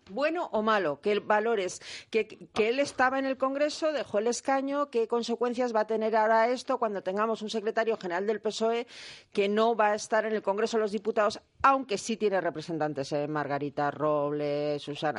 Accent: Spain; como española me preocupa

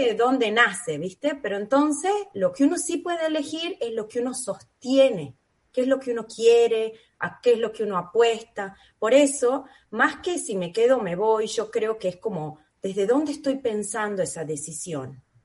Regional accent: San Miguel de Tucumán, Tucumán, Argentina; moved away as an adult; also born or lived in Buenos Aires; now in Australia; soy tucumana, eh, nacida y criada en Tucumán, en San Miguel, mi familia toda está allá.

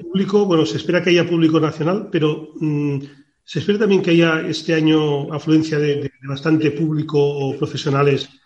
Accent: Palamós, Catalonia, Spain; porque yo soy de Palamos.

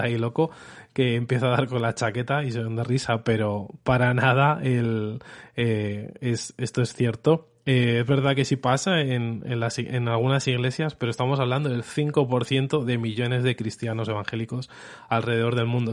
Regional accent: Madrid, Community of Madrid, Spain; accent: Spanish; si escuchas mi acento, soy español

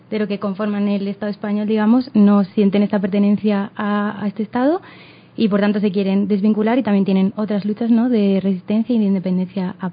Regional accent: Madrid, Community of Madrid, Spain; nosotros venimos de Madrid, que también es como un contexto específico, que es la capital, y que nosotros estamos en la ciudad

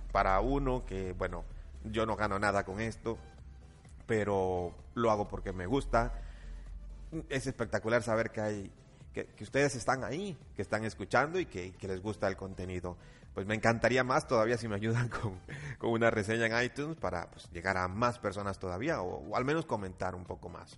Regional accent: Costa Rica; No crean que Costa Rica vivimos tan atrás

